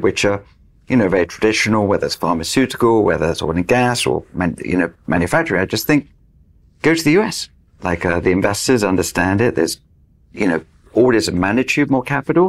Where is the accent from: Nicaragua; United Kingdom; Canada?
United Kingdom; I'm British